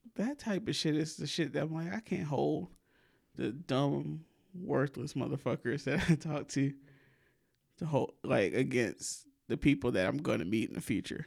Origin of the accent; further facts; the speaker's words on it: Alabama, United States; accent: southern; My people from Mississippi, I was raised in Alabama